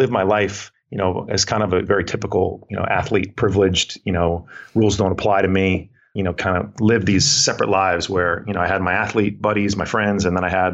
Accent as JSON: {"language": "English", "area": "Bergen County", "region": "New Jersey", "country": "United States", "tie": "born or raised there", "also_born_or_lived": "Vermont", "said": "Born and raised in New Jersey, Bergen County, New Jersey, just outside of New York City"}